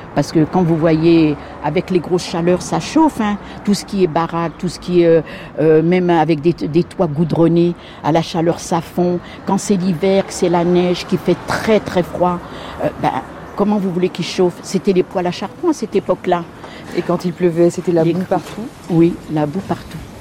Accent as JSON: {"language": "French", "town": "Nanterre", "region": "Île-de-France", "country": "France", "tie": "born or raised there", "said": "Je suis née en France, je suis née à Nanterre. Dans le 92, j'ai jamais bougé de Nanterre, j'ai même pas habité une autre commune"}